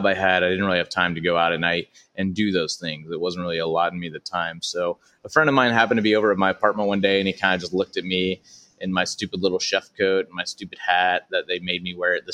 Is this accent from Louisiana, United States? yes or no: yes; Baton Rouge, Louisiana, United States; now in Los Angeles, United States; I started doing stand-up at 14 at all age venues in my hometown of Baton Rouge, Louisiana